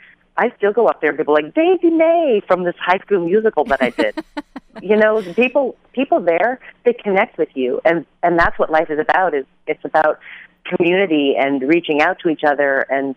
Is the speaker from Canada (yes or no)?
yes; Canada; now in Los Angeles, United States; No, I'm Canadian.